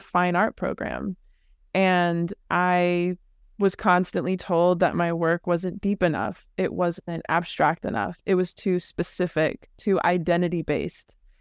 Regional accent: the Bay Area, California, United States; also born or lived in Los Angeles; I grew up in the Bay Area

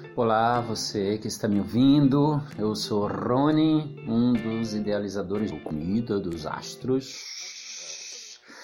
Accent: Pernambuco, Brazil; also born or lived in Salvador / Sorocaba; now in São Paulo, Brazil; Bom, eu sou nordestino, pernambucano

